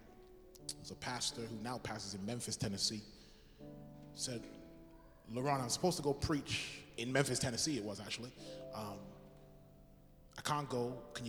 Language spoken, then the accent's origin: English; England, United Kingdom; Said, I'm from England, don't have much money.